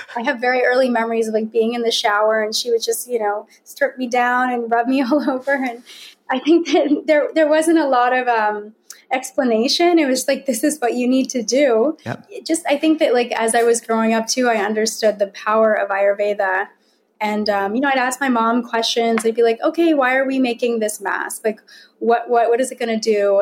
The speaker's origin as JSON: {"language": "English", "region": "Virginia", "country": "United States", "tie": "born or raised there", "said": "although I was born in Virginia, raised in Virginia"}